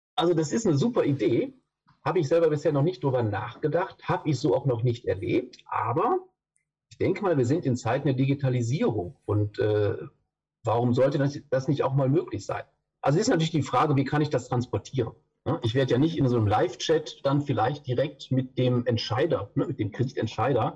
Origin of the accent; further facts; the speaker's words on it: Düsseldorf, North Rhine-Westphalia, Germany; ich komme aus Düsseldorf. Da bin ich im Moment gerade auch